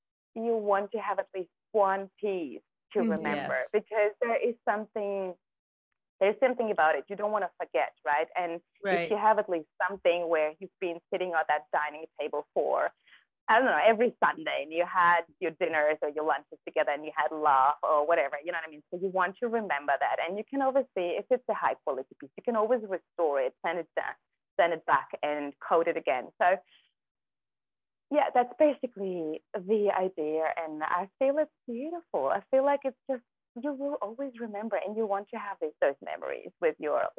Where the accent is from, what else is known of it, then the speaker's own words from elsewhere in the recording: Kazakhstan; Well, I'm not sure if you know, but I was born in Kazakhstan, right? So back then we lived in a very small community, and we had no cars, we had no TVs.